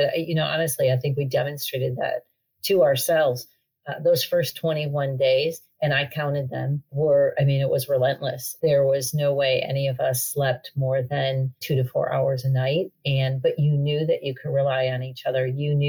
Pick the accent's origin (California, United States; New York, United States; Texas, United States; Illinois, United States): Illinois, United States; Chicago; And my rationale there is that I came from Chicago